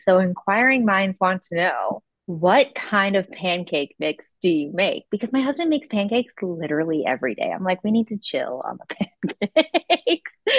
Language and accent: English; Ohio, United States; now in California, United States; I live in California, but I'm originally from the Midwest, from Ohio